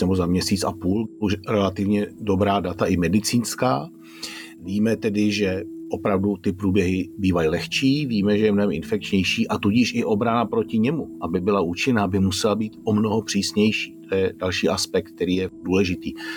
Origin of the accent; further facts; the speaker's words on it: Czechia; u nás v Čechách